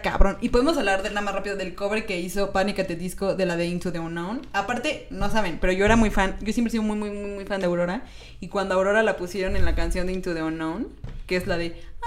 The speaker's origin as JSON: {"language": "Spanish", "country": "Mexico"}